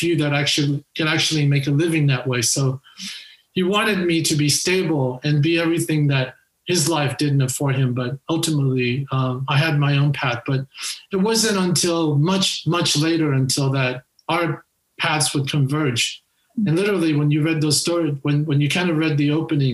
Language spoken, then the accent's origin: English; Los Angeles, California, United States; English is a second language; also born or lived in Taiwan / Africa / Europe; I still consider myself a Hollywood native, because those were my formative years were spent in Hollywood.